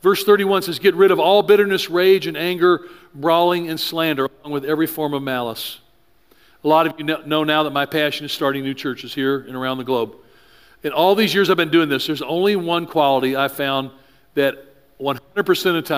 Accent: the South, United States; I grew up in the South.

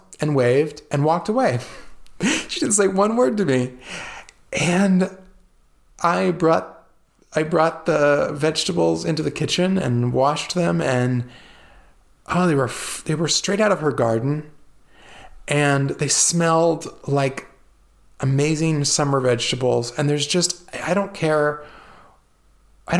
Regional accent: California, United States; also born or lived in Italy; growing up in California, in a farming community

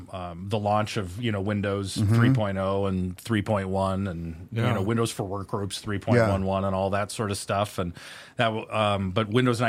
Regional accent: Spokane, Washington, United States; I was born and raised here in Spokane, Washington.

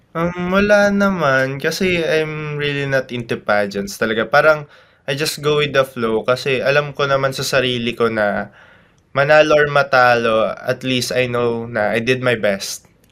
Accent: Tarlac, Central Luzon, Philippines; representing my hometown province Tarlac

